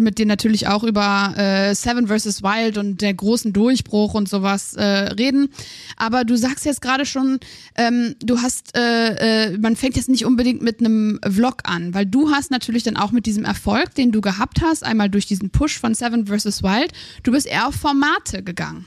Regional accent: Aachen, North Rhine-Westphalia, Germany; Ich bin aus Aachen

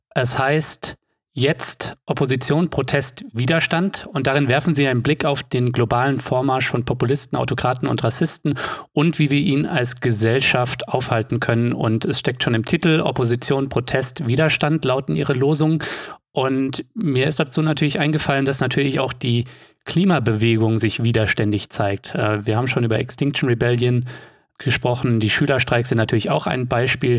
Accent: Offenbach am Main, Hesse, Germany; Offenbach ist meine Heimatstadt.

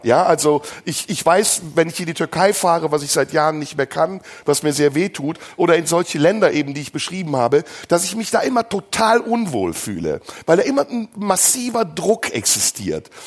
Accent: Germany; Aber ich bin Deutscher. Ich lebe in diesem Land. Ich bin hier aufgewachsen

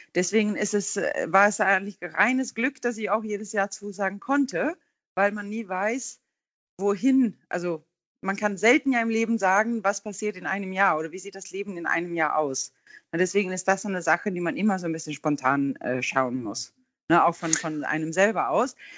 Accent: Gothenburg, Västra Götaland, Sweden; German is a second language; now in Hamburg, Germany; ich stamme aus Göteborg, ist ja auch unser Hafenstadt in Schweden

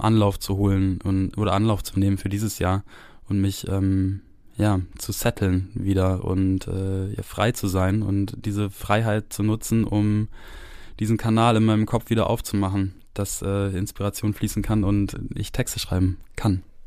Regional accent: Germany; also born or lived in France; ich habe hier in Deutschland so ungefähr alles gemacht

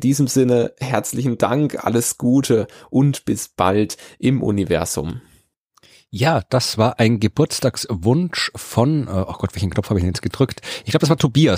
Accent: Krems, Lower Austria, Austria; in Krems, der meiner Heimatstadt, die eher eine Weinstadt ist

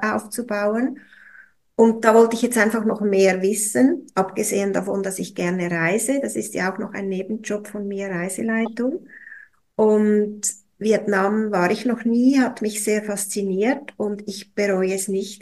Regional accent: Switzerland; bei uns in der Schweiz

